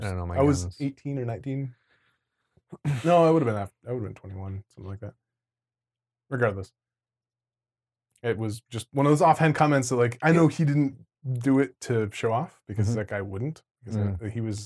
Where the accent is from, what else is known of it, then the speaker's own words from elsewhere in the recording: New York, United States; You know, we're growing up in New York on the streets.